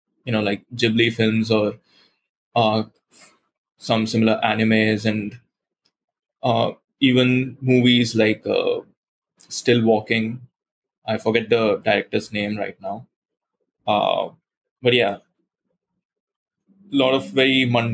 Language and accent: English; Goa, India; it's inspired by my hometown, which is Goa in India, which is a coastal state, and it's very warm and beaches and palm trees and a very cozy atmosphere that way.